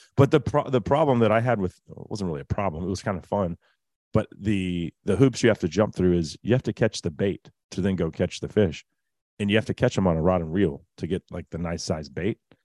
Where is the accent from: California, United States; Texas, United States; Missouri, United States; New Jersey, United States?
Texas, United States; as a Texan